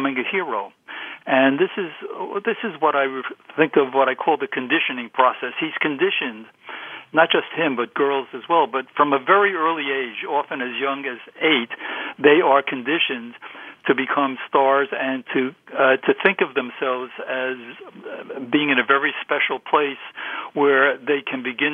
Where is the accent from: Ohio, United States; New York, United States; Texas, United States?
New York, United States; New York City; as I was a kid growing up in Brooklyn